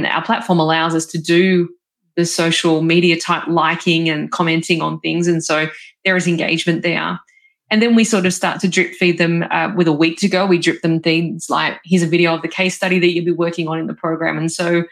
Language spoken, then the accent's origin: English; Australia; I'm from Australia